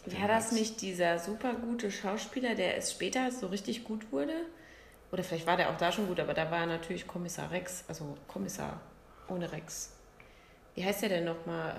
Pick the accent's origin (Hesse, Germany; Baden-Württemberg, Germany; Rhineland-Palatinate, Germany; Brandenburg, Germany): Rhineland-Palatinate, Germany; Bad Sobernheim; bei uns in Sobernheim